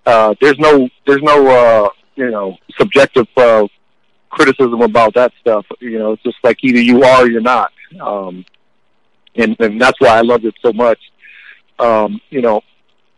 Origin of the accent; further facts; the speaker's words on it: Fort Wayne, Indiana, United States; I was from Fort Wayne, Indiana